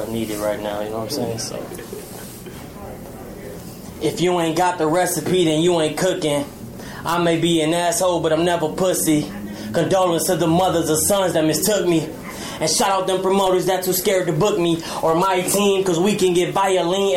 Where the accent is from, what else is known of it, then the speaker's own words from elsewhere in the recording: Chicago, Illinois, United States; I'm from Humble Park, to be exact